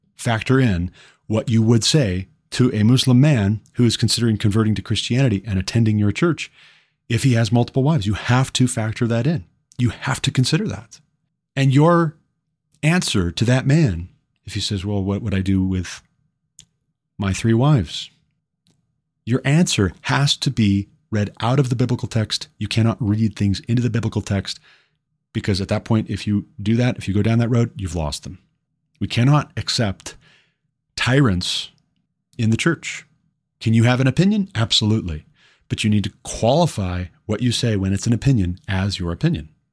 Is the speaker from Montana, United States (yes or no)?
yes; Glendive, Montana, United States; moved away as an adult; my hometown of Glendive, Montana